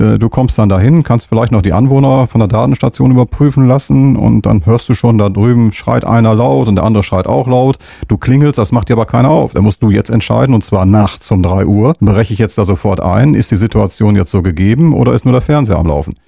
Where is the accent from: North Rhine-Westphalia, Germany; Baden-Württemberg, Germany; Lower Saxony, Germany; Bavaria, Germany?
North Rhine-Westphalia, Germany; Münster; dass wir wirklich gebürtige Münsteraner sind